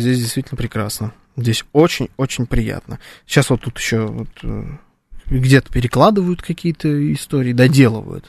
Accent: Moscow, Russia; born or raised there

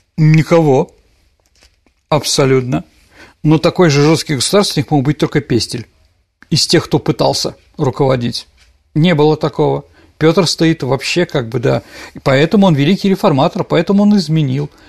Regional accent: Saint Petersburg, Russia; я питерский мальчик, которого воспитали в определенном направлении

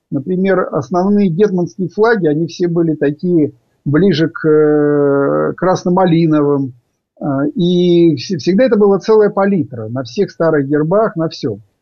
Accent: Zhytomyr, Zhytomyr Oblast, Ukraine; also born or lived in Yevpatoria / Vasylkiv / Lviv; потому что я родился в Евпатории, первую часть жизни прожил – Э, Житомир, э, Васильков, э, соответственно, учился, заканчивал училище во Львове.

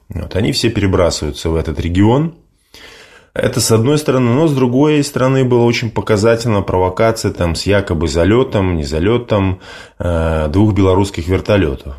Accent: Belarus; я белорус

